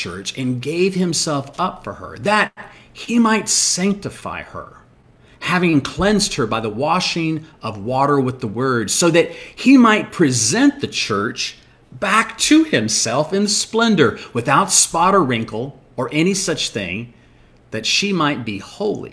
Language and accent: English; United States; we as American Christians